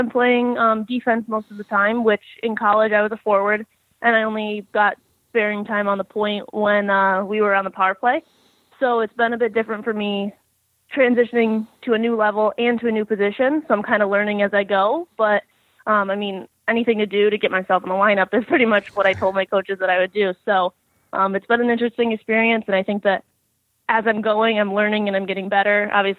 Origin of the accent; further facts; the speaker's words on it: Rochester, New York, United States; I'm originally from Rochester, New York, and I started playing when I was about 3 years old. I've lived in Rochester my entire life